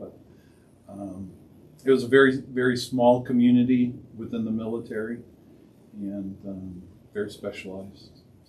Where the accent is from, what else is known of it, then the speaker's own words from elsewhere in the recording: South Bend, Indiana, United States; moved away as an adult; now in Crown Point, United States; I'm an implant. So I moved here in 2007. I'm originally from South Bend. I'm a 10-year Navy veteran.